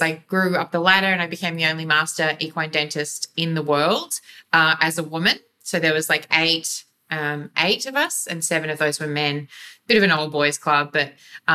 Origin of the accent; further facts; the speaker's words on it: Gulf of Carpentaria, Queensland, Australia; I was born in North Queensland, and we lived on sheep station till I was seven, and then we moved up into the Gulf of Carpentaria